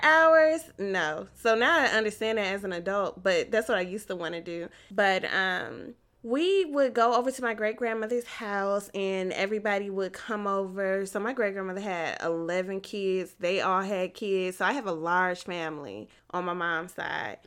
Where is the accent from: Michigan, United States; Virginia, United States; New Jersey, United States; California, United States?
Michigan, United States; I grew up in Michigan